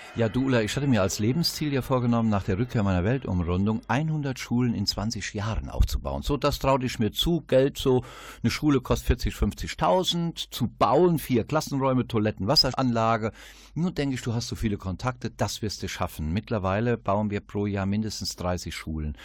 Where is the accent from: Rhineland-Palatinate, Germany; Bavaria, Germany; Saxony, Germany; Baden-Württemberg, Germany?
Rhineland-Palatinate, Germany; Westerwald; ist ja meine Heimat, der Westerwald